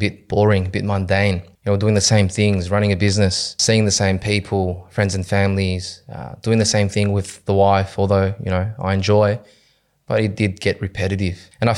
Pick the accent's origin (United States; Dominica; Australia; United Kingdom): Australia; Cabramatta, New South Wales; So my childhood, I was born and raised in Cabramatta. I grew up there with my younger sister, my mother.